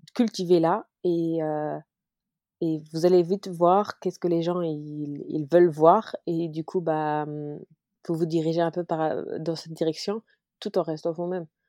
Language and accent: French; Luxembourg; also born or lived in Paris; Je suis luxembourgeoise et euh, après avoir voyagé partout dans le monde parce que j'ai été Miss, et bah, je suis revenue au Luxembourg